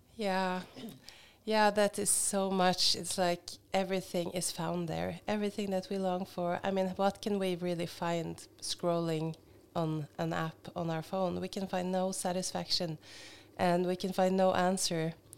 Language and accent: English; Hamar, Innlandet, Norway; moved away as an adult; also born or lived in Oslo, Norway; now in Kenya; but I'm from Norway and I was raised in Hamar and I've spent half my life in Oslo before we went to Kenya.